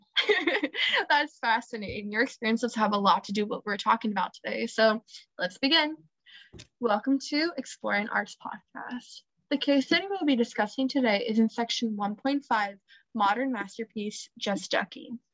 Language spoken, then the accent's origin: English; Miami, Florida, United States; I'm from Miami